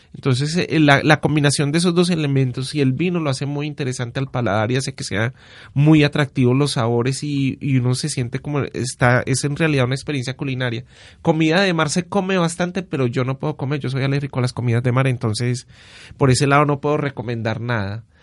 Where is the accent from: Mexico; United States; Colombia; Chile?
Colombia; Paisa, Antioquia; lo que somos los paisas